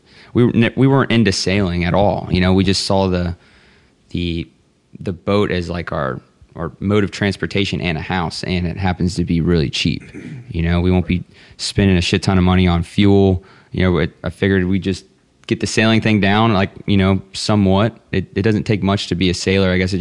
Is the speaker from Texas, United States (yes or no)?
yes; Texas, United States; I'm from Texas